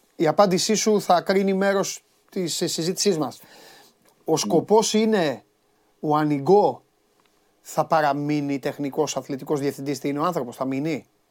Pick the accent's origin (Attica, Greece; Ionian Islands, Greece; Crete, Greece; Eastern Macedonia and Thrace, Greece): Crete, Greece; στα μέρη μας ε, στην ε, Κρήτη